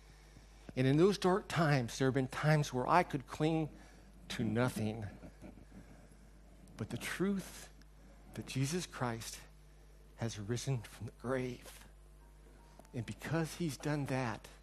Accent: United States; moved away; When I was growing up in America

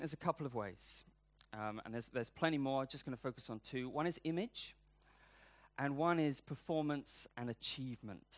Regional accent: United Kingdom; I'm British, I'm not American

